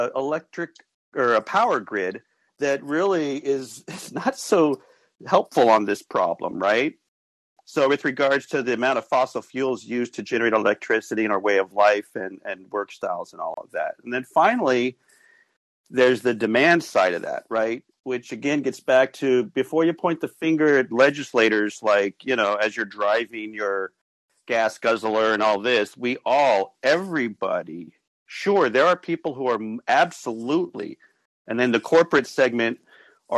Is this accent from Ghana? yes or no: no; Las Vegas, Nevada, United States; moved away as an adult; also born or lived in Tempe, Arizona / Mesa, Arizona; I grew up in Vegas